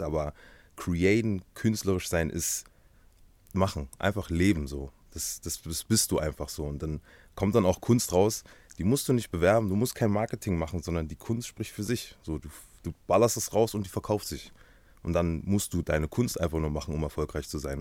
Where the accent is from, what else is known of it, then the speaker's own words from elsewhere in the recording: Halle, Saxony-Anhalt, Germany; ich komme aus Halle Saale, geboren und aufgewachsen